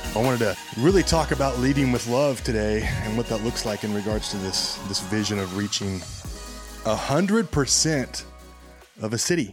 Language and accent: English; Southwest Kansas, United States; I'm from Southwest Kansas